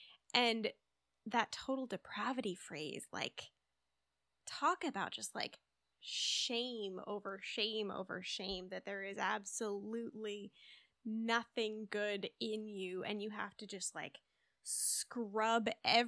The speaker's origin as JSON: {"language": "English", "region": "Midwest", "country": "United States", "tie": "born or raised there", "said": "I grew up in the Midwest. There's a lot of like Christian Reformed influence here."}